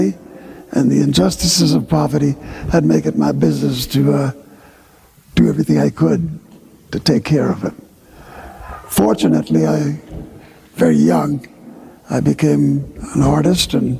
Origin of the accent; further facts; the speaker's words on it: New York, United States; also born or lived in Jamaica; I was born in Harlem